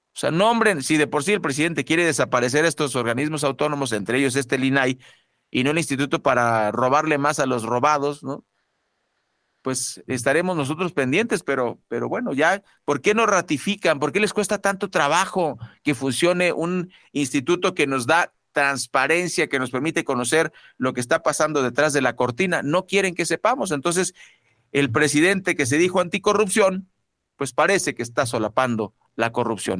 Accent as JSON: {"language": "Spanish", "country": "Mexico", "said": "somos mexicanos"}